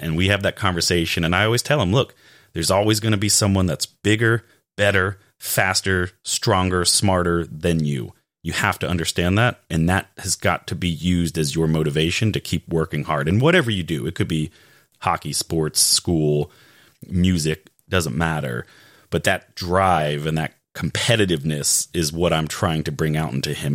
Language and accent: English; Raleigh, North Carolina, United States; I'm from Raleigh